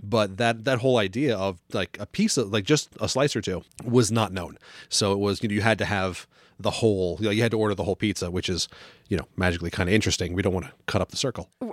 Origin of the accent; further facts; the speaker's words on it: New York, United States; now in New England, United States; growing up in New York